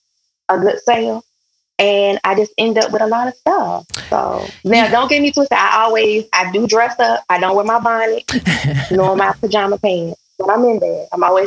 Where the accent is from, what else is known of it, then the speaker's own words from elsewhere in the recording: Dinwiddie County, Virginia, United States; now in Hampton Roads, United States; Born and raised, actually, county called Dinwiddie County. I call it the real DC, but it's not the real DC. but that's in the 804 area. Came out here for school. Went to Norfolk State